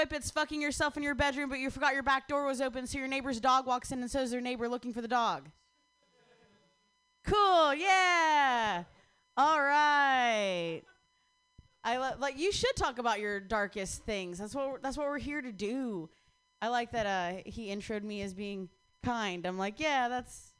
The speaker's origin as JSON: {"language": "English", "region": "Ohio", "country": "United States", "moved": "yes", "said": "I'm from Ohio"}